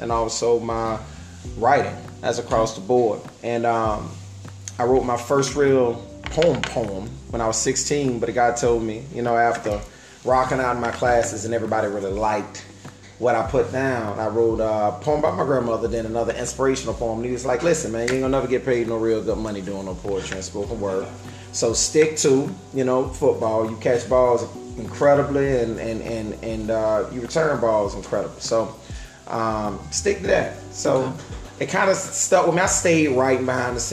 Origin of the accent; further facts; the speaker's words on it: Fort Lauderdale, Florida, United States; I was born and raised down here in South Florida, in Fort Lauderdale, Florida